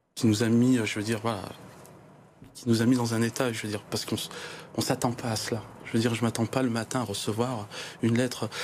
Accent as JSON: {"language": "French", "town": "Givors", "region": "Auvergne-Rhône-Alpes", "country": "France", "said": "nous sommes des Givordins"}